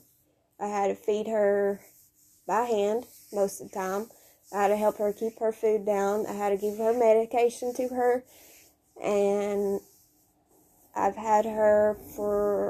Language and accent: English; Kentucky, United States; now in Tennessee, United States; I was raised in Kentucky, but I've lived in Tennessee for the last 6 years